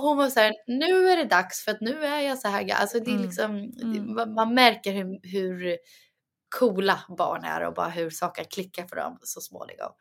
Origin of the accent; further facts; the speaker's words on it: Sweden; jag och Douglas pratar ju egentligen svenska med varandra för vi mm. båda är svenskar